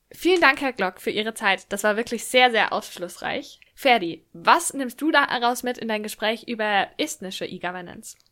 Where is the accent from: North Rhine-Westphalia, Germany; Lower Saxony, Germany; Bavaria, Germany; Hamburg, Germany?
Bavaria, Germany; Lower Franconia; Ich habe zu Beginn der Pandemie in einem Gesundheitsamt in, in Unterfranken gearbeitet, in meiner Heimatstadt